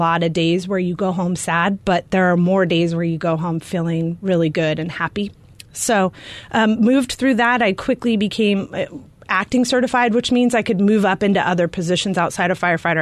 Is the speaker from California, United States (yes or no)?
yes; California, United States; also born or lived in Arizona; now in Glendale, United States; I grew up in California, so I gave myself a year to get hired here, or I was going to move back to California.